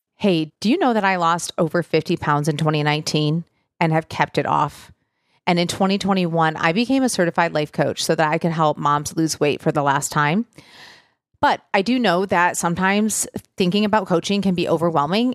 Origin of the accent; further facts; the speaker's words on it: Michigan, United States; I grew up in Michigan